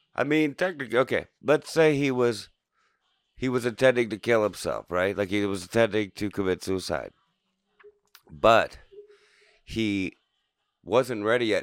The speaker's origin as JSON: {"language": "English", "town": "Canton", "region": "Ohio", "country": "United States", "said": "We'd be from, well, we are from Canton."}